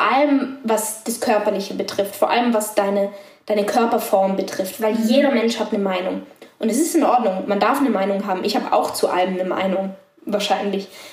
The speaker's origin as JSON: {"language": "German", "region": "Tyrol", "country": "Austria", "tie": "born or raised there", "said": "weil ich bin in Tirol aufgewachsen bei meiner Oma"}